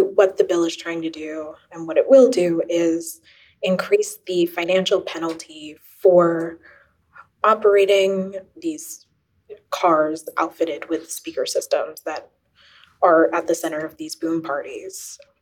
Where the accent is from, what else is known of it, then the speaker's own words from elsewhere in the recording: Philadelphia, Pennsylvania, United States; I'm originally from the Roxborough Manayunk area